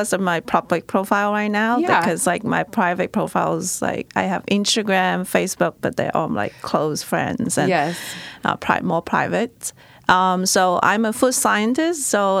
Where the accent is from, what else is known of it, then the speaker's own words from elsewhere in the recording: Guangzhou, Guangdong, China; moved away as an adult; now in United States; I am not originally from the United States. I grew up in China. Majority of my families are still in my hometown, Guangzhou, in China.